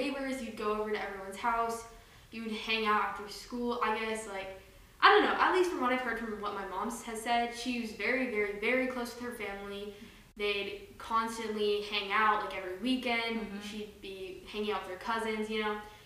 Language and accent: English; United States; My siblings and I were raised in the United States